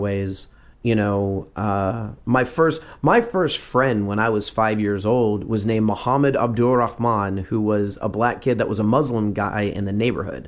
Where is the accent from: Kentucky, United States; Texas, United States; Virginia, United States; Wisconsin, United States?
Texas, United States; also born or lived in Louisiana; I grew up in Texas